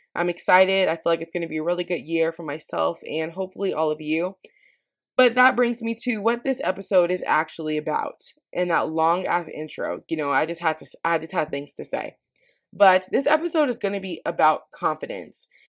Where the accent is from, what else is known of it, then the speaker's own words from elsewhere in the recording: Washington, United States; now in California, United States; growing up in Washington